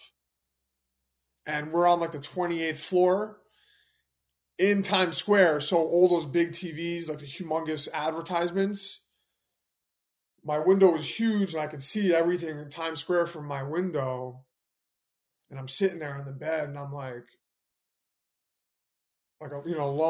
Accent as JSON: {"language": "English", "town": "New York City", "region": "New York", "country": "United States", "tie": "born or raised there", "said": "I was born in Manhattan"}